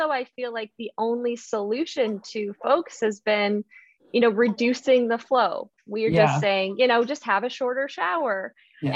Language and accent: English; Okanagan region, British Columbia, Canada; I'm originally from Canada's only desert. Yes, Canada does have a desert, and that is the Okanagan region. And so growing up, water conservation was something that I thought about.